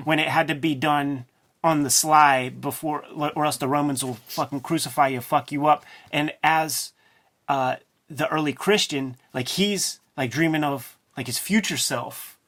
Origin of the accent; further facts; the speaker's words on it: Pittsburgh, Pennsylvania, United States; I'm a boy from Pittsburgh, man. My parents worked at the steel mill